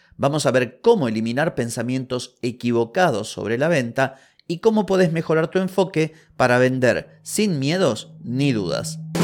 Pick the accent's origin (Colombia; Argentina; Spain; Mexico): Argentina